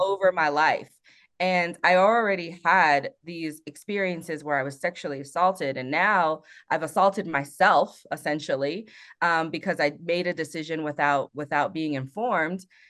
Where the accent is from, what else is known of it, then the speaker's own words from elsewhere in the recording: South Korea; now in Colorado Springs, United States; I'm from Korea, which is a peninsula technically